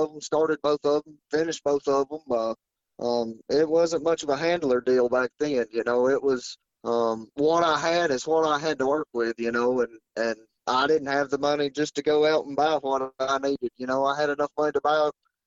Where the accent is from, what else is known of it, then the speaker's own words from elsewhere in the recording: North Carolina, United States; I'm from North Carolina